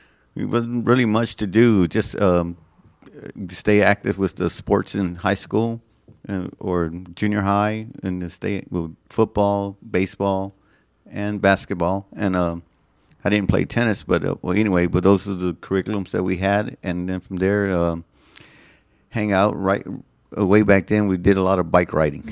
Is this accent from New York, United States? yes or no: no; Nixon, Texas, United States; moved away as an adult; also born or lived in Gonzales, Texas / Germany; I was born in Gonzales, Texas, raised in Nixon, Texas.